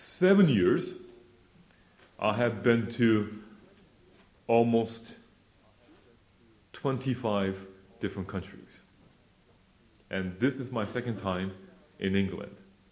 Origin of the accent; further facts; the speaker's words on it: South Korea; born there; I was born in Korea, 1968, so I'm almost 30 years old.